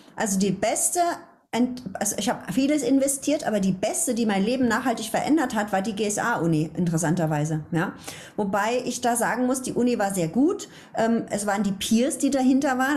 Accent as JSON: {"language": "German", "town": "Ludwigshafen", "region": "Rhineland-Palatinate", "country": "Germany", "said": "Ich komme ja aus Ludwigshafen"}